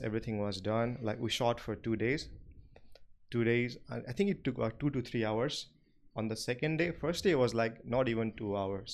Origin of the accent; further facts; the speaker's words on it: Nepal; English is a second language; moved away as an adult; even though I was from Nepal, but when we go to school, like private school, we study in English from class nursery